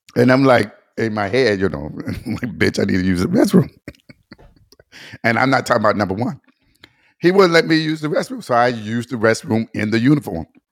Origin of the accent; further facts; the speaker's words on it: Detroit, Michigan, United States; growing up in Detroit